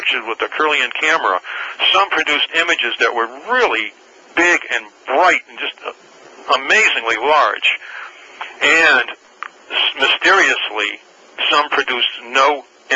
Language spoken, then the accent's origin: English; New England, United States; moved away; also born or lived in California; I'm originally from New England